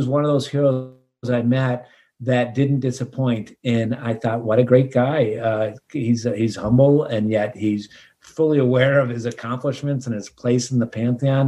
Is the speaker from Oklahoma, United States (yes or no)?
no; Minnesota, United States; growing up in Minnesota